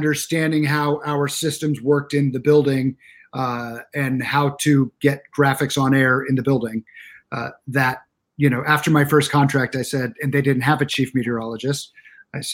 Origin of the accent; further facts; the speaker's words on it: Arizona, United States; I'm from Arizona